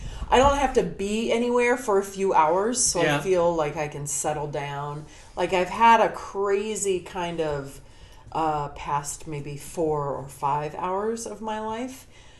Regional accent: Yorba Linda, California, United States; moved away as an adult; now in New York, United States; I grew up in Yorba Linda, which now is the area that the OC, I told you this in the messaging, the OC Register, our like hometown paper, calls that area Trump land.

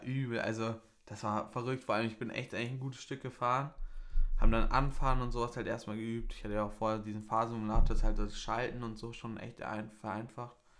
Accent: Bavaria, Germany; bei uns in Bayern

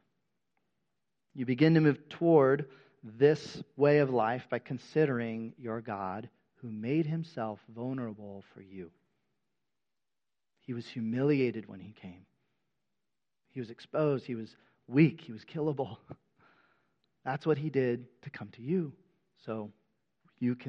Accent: United States; The majority of us who have been born and raised in America

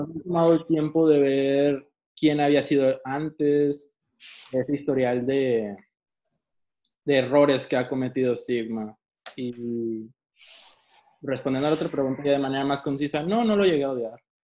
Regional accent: Mexico; soy mexicano

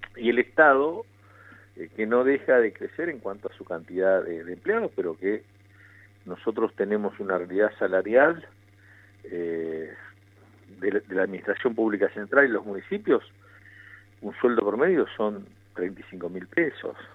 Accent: Pico Truncado, Santa Cruz, Argentina; desde mi pueblo de Pico Truncado

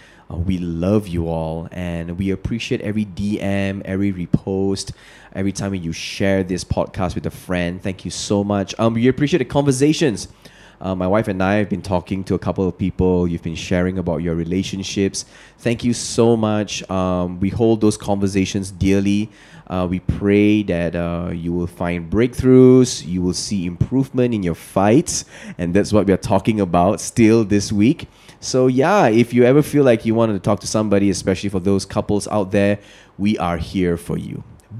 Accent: Malaysia; You're Indonesian, I'm Malaysian

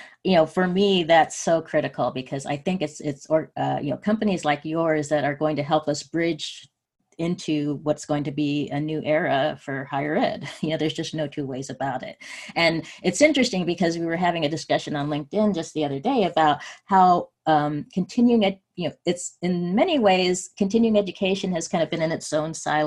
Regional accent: West Coast, United States; I grew up on the West Coast and know a lot of the institutions around here.

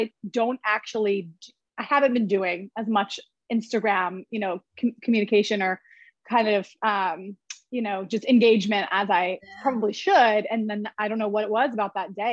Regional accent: Kansas, United States; moved away as an adult; now in New York City, United States; I'm originally from Kansas. So small town girl

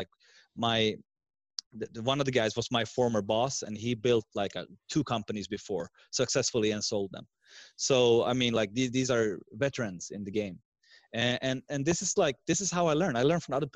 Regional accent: Sweden; English is a second language; I'm from Sweden with two parents from also different countries. My mother is from Finland, and my dad, as I said in the beginning, is Iranian Persian

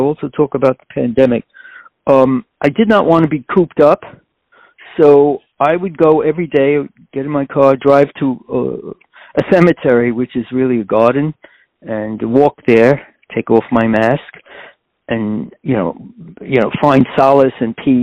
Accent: New York City, New York, United States; I was born in Corona, Queens, which is a very ethnically diverse community

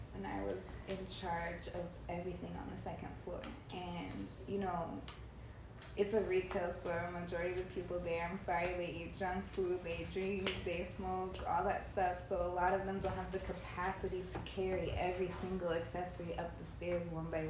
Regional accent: California, United States; also born or lived in Indianapolis; now in Miami, United States; I'm from California

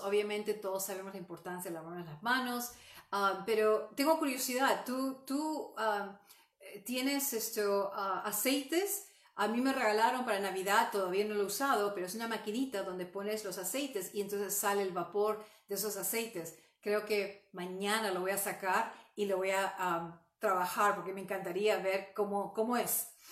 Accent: Peru; moved away; yo soy um, oriunda de Perú

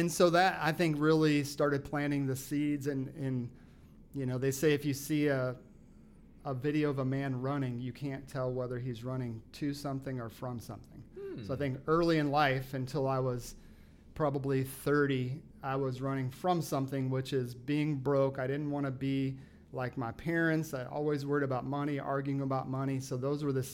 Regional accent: South Bend, Indiana, United States; moved away as an adult; I'm from South Bend

